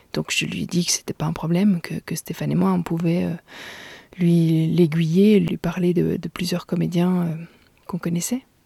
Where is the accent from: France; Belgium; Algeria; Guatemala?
Belgium; Gaume, Wallonia; chez moi en Gaume